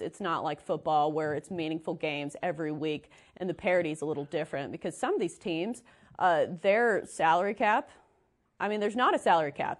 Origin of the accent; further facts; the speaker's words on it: Nashville, Tennessee, United States; I'm from Nashville, so I have a lot of UT, UT fans around me